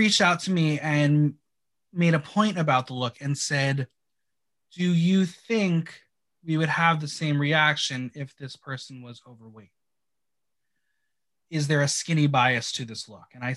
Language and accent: English; Bergen County, New Jersey, United States; Bergen County kid